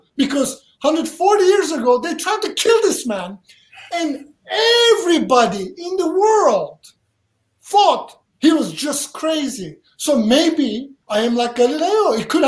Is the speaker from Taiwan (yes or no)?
no; Turkey; English is a second language; also born or lived in Charlotte, North Carolina, United States; now in United States; I grew up in Turkey, subject to mental abuse, physical abuse, all kinds of stuff. I could not wait till I run away. I run away, I came to America